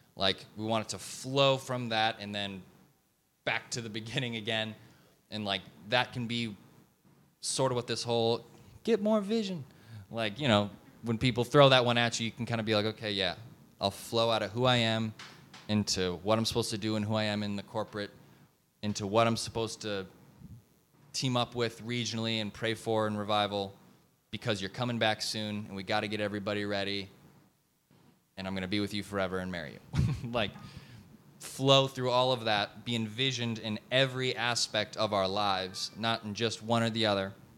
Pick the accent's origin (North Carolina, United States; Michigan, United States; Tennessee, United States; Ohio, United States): Michigan, United States; Detroit; moved away as an adult; also born or lived in Kansas City; now in Dallas-Fort Worth, United States; I grew up in Detroit, and then I went to school in Kansas City. Now I live here.